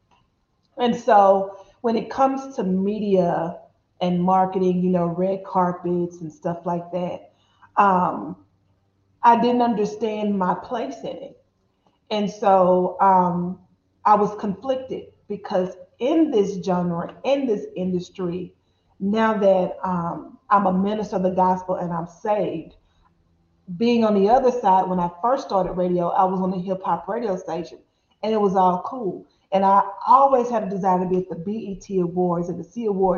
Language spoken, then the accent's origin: English; Dallas, Texas, United States; I'm born and raised in Dallas, Texas